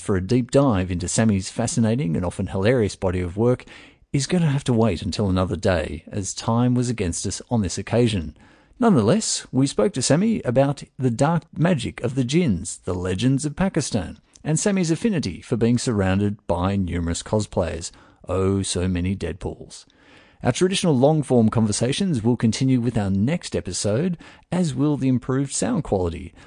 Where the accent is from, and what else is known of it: Australia